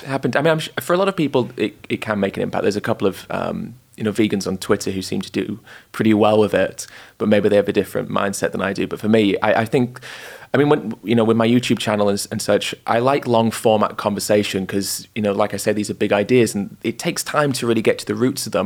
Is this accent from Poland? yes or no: no; York, Yorkshire and the Humber, United Kingdom; moved away as an adult; now in London, United Kingdom; I was born in York, um, lived there for 18 years